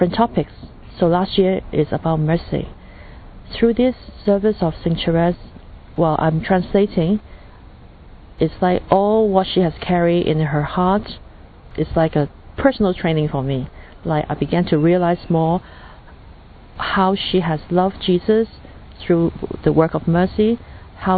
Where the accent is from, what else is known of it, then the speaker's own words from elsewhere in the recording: Hong Kong; I come from Hong Kong, China.